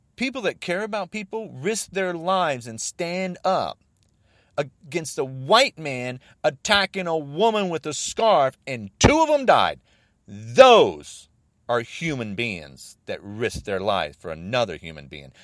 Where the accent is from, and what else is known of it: United States